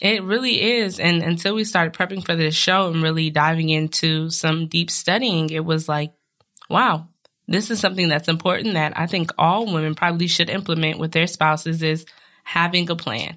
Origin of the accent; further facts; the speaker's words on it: West Coast, United States; moved away; I'm from the West Coast